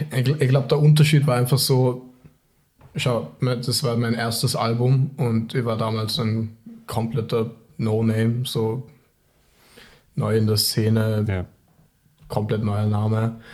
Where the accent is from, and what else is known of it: Vorarlberg, Austria; born or raised there; moved away; also born or lived in Tokyo, Japan